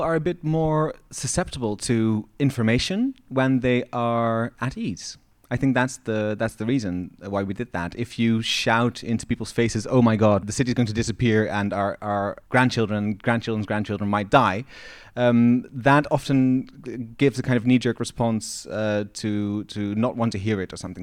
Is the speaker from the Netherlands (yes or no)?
yes; Eindhoven, North Brabant, Netherlands; now in Amsterdam, Netherlands; Growing up in the Netherlands, I've always been aware that Eindhoven, where I'm from, is twenty-three meters above sea level